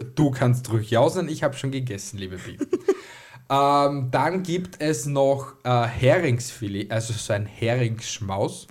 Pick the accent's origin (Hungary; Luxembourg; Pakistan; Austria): Austria; bei uns in Österreich